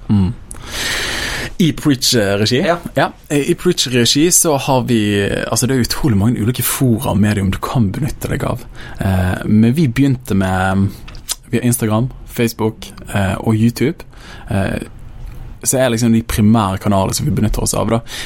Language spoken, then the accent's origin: Norwegian; Bergen, Vestland, Norway; jeg kommer fra Åsane bydel, veldig glad i den bydelen. Jeg vokste opp der.